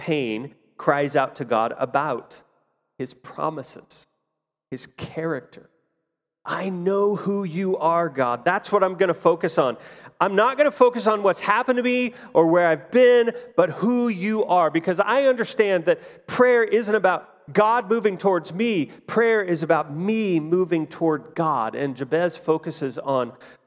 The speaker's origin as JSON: {"language": "English", "town": "Fort Scott", "region": "Kansas", "country": "United States", "tie": "born or raised there", "said": "as a kid, I grew up in Fort Scott here"}